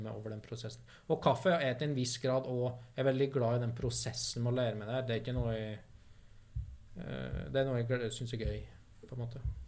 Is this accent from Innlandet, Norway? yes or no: yes; Vinstra, Innlandet, Norway; moved away; der jeg kommer fra, som er da dalsida opp mot Perintgarden. På Vinstra.